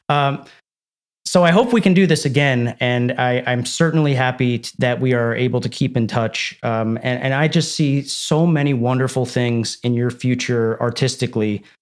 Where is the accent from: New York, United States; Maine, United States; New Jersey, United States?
New Jersey, United States; Medford; I grew up in suburban New Jersey as well in a place called Medford.